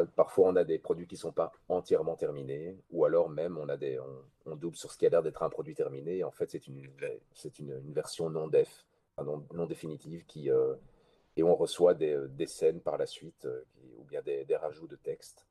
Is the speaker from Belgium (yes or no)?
yes; Belgium; chez nous en Belgique